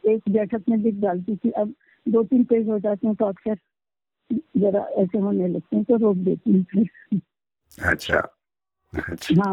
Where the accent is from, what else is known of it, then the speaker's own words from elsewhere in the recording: India; first language Marathi; Hindi is a second language; मराठी मेरी मातृभाषा है